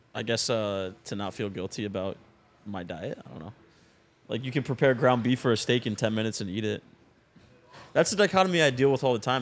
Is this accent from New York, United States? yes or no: no; Florida, United States; my hometown friends that I grew up